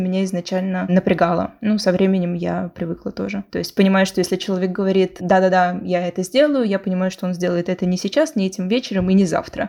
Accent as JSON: {"language": "Russian", "region": "Moscow", "country": "Russia", "moved": "yes", "lives_now": "Cádiz, Spain", "said": "я из Москвы"}